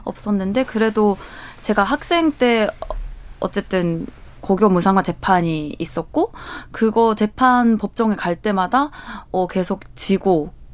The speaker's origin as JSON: {"language": "Korean", "country": "Japan", "said": "제가 일본에서 왔다, 제일 교포다"}